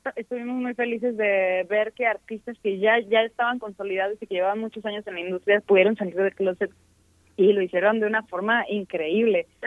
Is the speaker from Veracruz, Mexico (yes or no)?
yes; Veracruz, Mexico; moved away as an adult; also born or lived in Xalapa, Veracruz; now in Mexico City, Mexico; somos de Veracruz